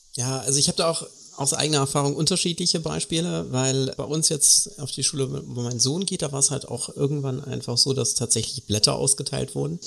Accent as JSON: {"language": "German", "country": "Germany", "also_born_or_lived": "Karlsruhe", "said": "bei uns in Deutschland"}